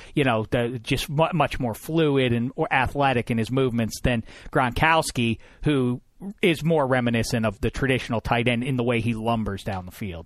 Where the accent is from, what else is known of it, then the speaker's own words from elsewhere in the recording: Pittsburgh, Pennsylvania, United States; I'm from Pittsburgh, P